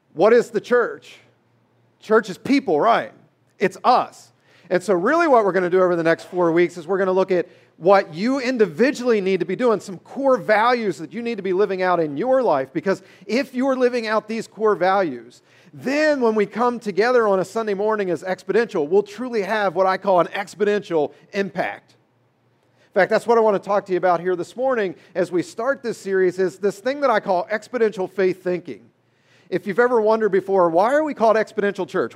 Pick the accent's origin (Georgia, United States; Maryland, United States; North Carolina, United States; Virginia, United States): Maryland, United States; I grew up in Maryland